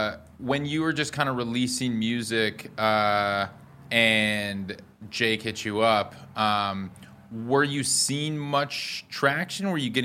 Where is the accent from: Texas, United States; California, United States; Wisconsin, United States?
Wisconsin, United States; Madison; now in Los Angeles, United States; I grew up in Madison.